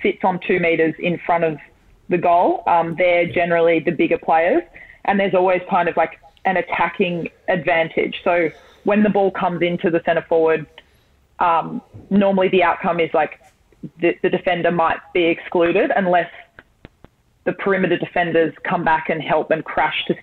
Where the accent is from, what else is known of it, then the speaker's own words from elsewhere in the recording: Sydney, New South Wales, Australia; also born or lived in Michigan, United States; I grew up in Randwick